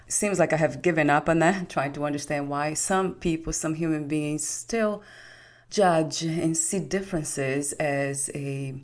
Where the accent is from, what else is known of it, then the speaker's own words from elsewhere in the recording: Brazil; I'm not white, I'm brown from Brazil.